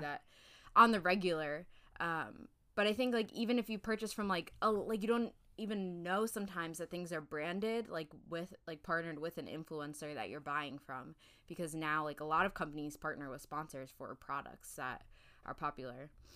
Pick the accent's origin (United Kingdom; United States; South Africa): United Kingdom; I'm British